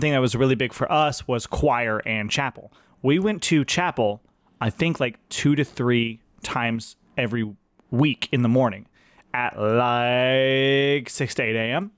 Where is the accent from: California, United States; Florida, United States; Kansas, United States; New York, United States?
California, United States; Fresno; I grew up in Fresno, California